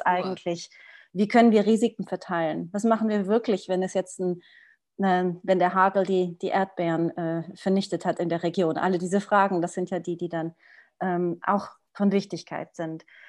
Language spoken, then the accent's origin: German; Portugal; moved away; also born or lived in Switzerland; ich bin aufgewachsen in Portugal